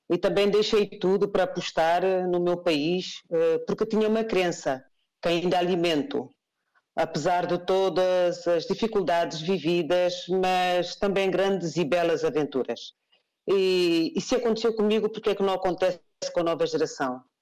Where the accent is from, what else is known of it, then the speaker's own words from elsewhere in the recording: Guinea-Bissau; Não sou guineense apenas porque nasci na Guiné-Bissau. Eu sou guineense porque escolhi a Guiné-Bissau como a minha primeira opção.